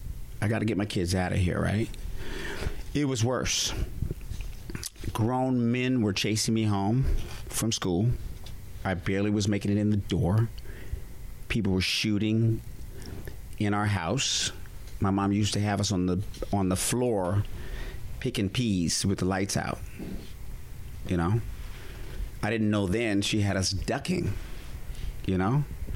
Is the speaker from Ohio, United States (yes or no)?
no; Fort Collins, Colorado, United States; also born or lived in Wyoming; And where I grew up in Wyoming and Fort Collins was actually a different kind of white person.